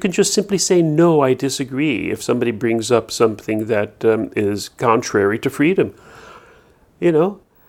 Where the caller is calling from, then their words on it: New Brunswick, Canada; I'm calling you from New Brunswick.